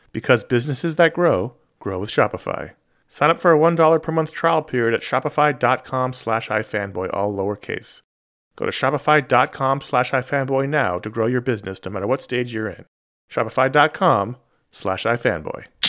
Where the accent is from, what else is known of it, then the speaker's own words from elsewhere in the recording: New York City, New York, United States; one of the characters lived on the Upper West Side. That's where I grew up